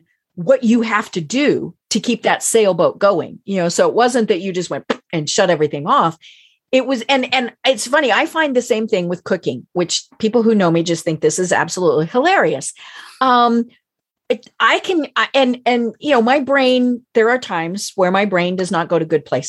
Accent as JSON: {"language": "English", "region": "Colorado", "country": "United States", "said": "I'm from Colorado"}